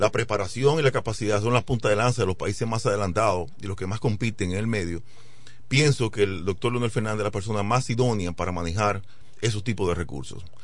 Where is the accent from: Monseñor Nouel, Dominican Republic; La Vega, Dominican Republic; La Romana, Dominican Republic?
La Romana, Dominican Republic; como amo la romana, también he criticado, no a la romana, sino a, las, aquellas, cosas que afectan a mi pueblo romana, como la luz, el agua, la basura, el caos, el transporte público